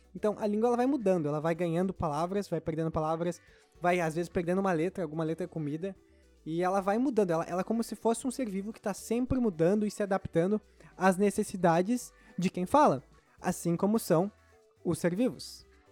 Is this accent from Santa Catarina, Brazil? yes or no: no; Rio Grande do Sul, Brazil; sou gaúcho